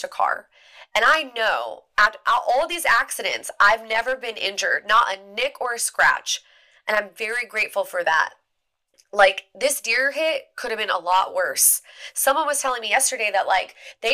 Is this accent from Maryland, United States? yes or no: yes; Eastern Shore of Maryland, United States; I grew up in the Eastern Shore of Maryland where there are deer everywhere